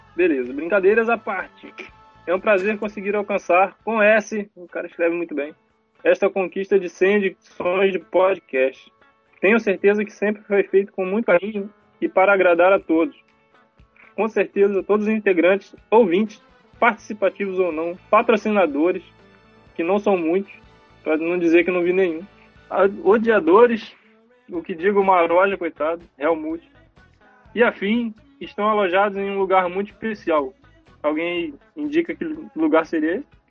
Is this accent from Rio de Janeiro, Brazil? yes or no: yes; Cabo Frio, Rio de Janeiro, Brazil; eu sou de Cabo Frio